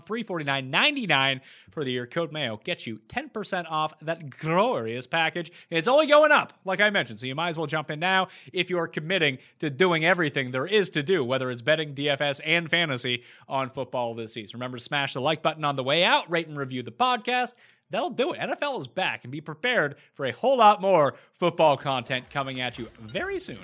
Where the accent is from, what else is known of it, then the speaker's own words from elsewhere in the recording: Canada; also born or lived in Toronto; as a Canadian